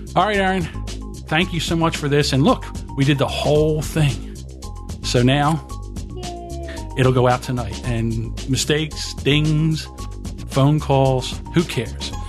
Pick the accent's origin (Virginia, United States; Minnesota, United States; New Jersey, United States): New Jersey, United States; I'm from South Jersey, so we say water